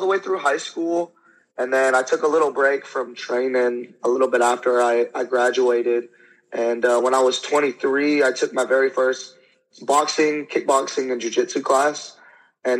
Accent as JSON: {"language": "English", "town": "Fairfield", "region": "California", "country": "United States", "tie": "born or raised there", "said": "I was born and raised in Fairfield, California"}